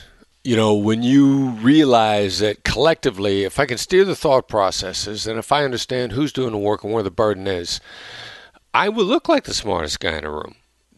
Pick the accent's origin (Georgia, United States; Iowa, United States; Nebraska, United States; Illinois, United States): Iowa, United States; I mean, I come from this Midwestern blue-collar background, small town in Iowa, where, and I know my accent doesn't sound like a small town in Iowa